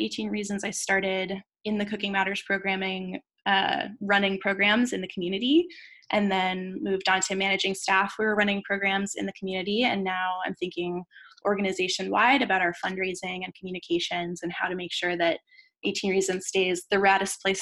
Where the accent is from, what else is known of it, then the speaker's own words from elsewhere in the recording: United States; first language English; I'm from the United States